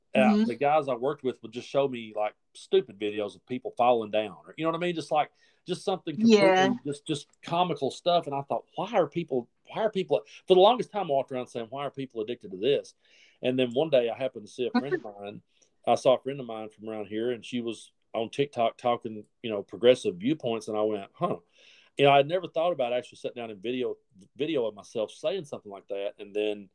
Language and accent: English; Kentucky, United States; also born or lived in East Tennessee; now in Tennessee, United States; I was raised up over in Kentucky